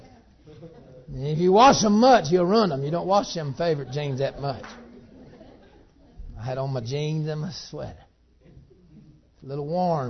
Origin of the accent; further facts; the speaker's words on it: Georgia, United States; I'm from Georgia